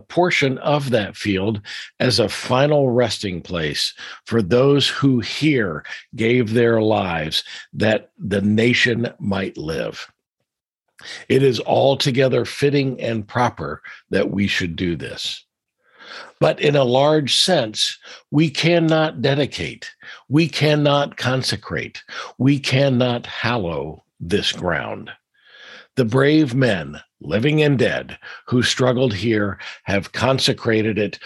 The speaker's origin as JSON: {"language": "English", "town": "Washington", "region": "District of Columbia", "country": "United States", "tie": "born or raised there", "moved": "yes", "said": "Washington, D.C. is my hometown. I was actually born in the district."}